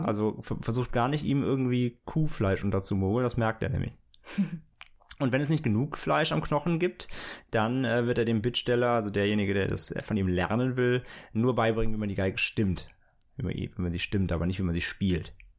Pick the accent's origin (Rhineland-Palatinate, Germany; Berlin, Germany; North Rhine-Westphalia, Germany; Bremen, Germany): Rhineland-Palatinate, Germany; near the Lorelei, St. Goarshausen; moved away; bei mir in meiner Nähe, wo ich da aufgewachsen bin